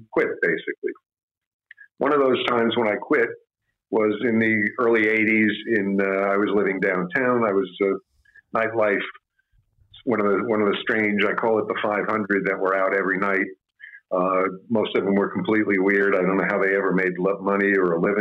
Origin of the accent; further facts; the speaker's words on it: New York, United States; I'm a New Yorker